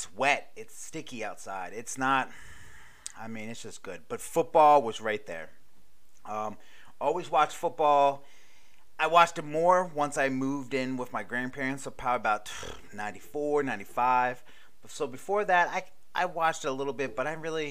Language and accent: English; Maryland, United States; moved away; also born or lived in Hawaii; I'm from Maryland